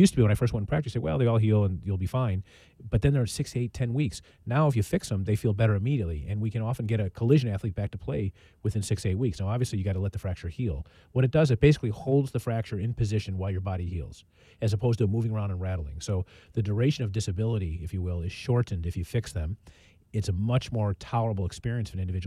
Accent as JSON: {"language": "English", "town": "Highland Park", "region": "Illinois", "country": "United States", "tie": "born or raised there", "said": "where I grew up and initially played football for the Park District of Highland Park"}